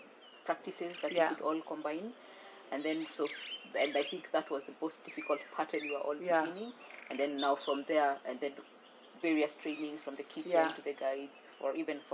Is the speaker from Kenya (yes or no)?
yes; Nairobi, Kenya; Yes, so Nairobi from birth to around secondary school, so all level, so about 14 years.